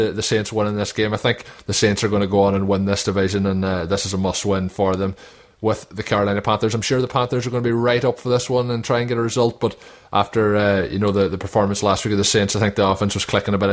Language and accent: English; Ireland; a fellow Irishman